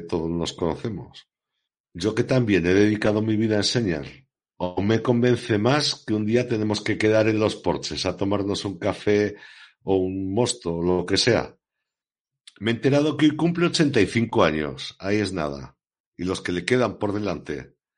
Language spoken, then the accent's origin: Spanish; Pertusa, Aragon, Spain; yo, que soy nacido en Pertusa